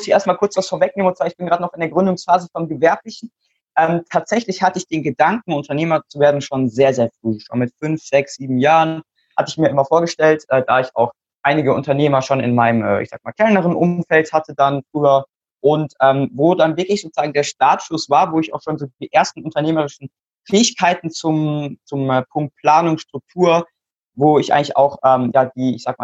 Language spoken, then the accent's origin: German; Mannheim, Baden-Württemberg, Germany; ich bin 14 Jahre alt momentan. Ähm, ich komme aus Mannheim